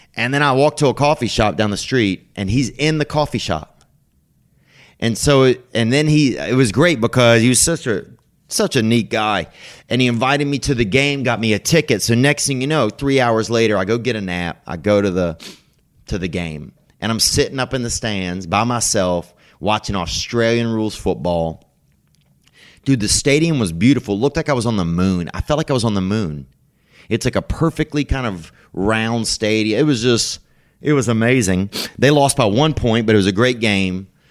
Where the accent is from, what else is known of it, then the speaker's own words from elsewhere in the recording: United States; being American